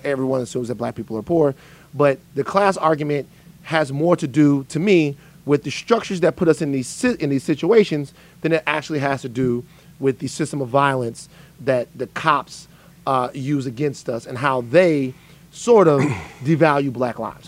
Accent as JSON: {"language": "English", "region": "South Louisiana", "country": "United States", "said": "I'm from South Louisiana."}